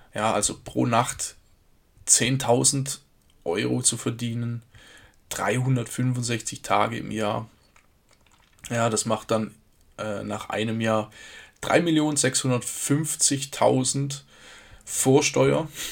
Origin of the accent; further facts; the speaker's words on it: Germany; hier bei uns in Deutschland